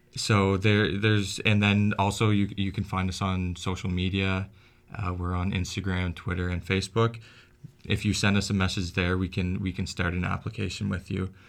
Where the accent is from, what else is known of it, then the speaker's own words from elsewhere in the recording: Antigonish, Nova Scotia, Canada; I grew up in Anne Ignace